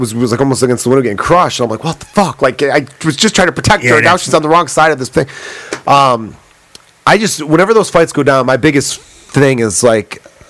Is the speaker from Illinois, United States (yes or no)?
yes; Chicago, Illinois, United States; growing up in Chicago and neighborhoods like we did